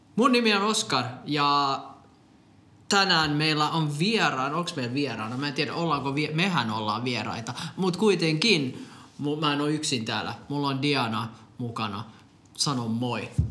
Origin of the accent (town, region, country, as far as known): Finland; born or raised there; also born or lived in Popayán, Colombia